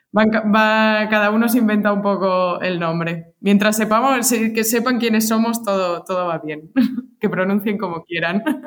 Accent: Alicante, Valencian Community, Spain; moved away as an adult; also born or lived in Madrid / Chicago; soy de Alicante

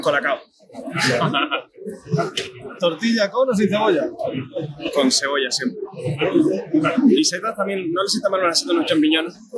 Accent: Tenerife, Canary Islands, Spain; also born or lived in Lanzarote / La Palma; nací en Tenerife, viví mucho tiempo en Lanzarote y ahora estoy trabajando en La Palma

